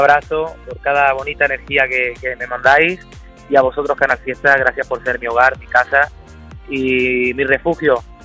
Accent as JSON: {"language": "Spanish", "region": "Andalusia", "country": "Spain", "said": "mi tierra para mí es algo, algo especial"}